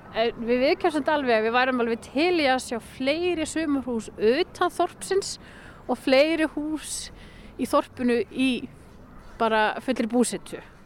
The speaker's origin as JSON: {"language": "Icelandic", "town": "Hrísey", "region": "Northeastern Region", "country": "Iceland", "tie": "born or raised there", "also_born_or_lived": "Akureyri / Raufarhöfn / Kópasker", "said": "svo verð ég uppalinn þar alveg fram eh, að framhaldsskóla aldrei."}